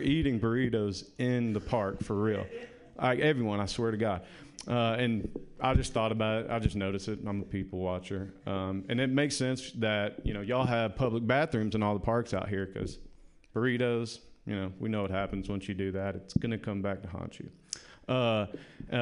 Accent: the South, United States; now in San Francisco, United States; I am from the South

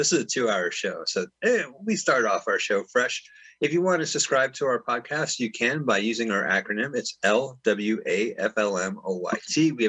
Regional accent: San Francisco, California, United States; now in Los Angeles, United States; my hometown of San Fran.

